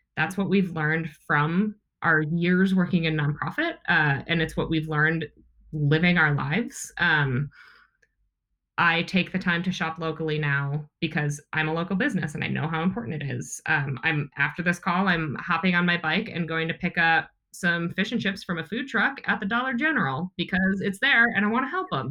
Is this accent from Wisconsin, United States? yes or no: yes; outside of Milwaukee, Wisconsin, United States; I grew up in outside of Milwaukee, Wisconsin